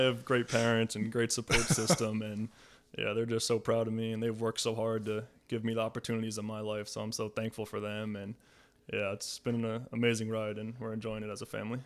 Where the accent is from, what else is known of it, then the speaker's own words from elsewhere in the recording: New Jersey, United States; moved away as an adult; also born or lived in Boston; I grew up in New Jersey, played at Harvard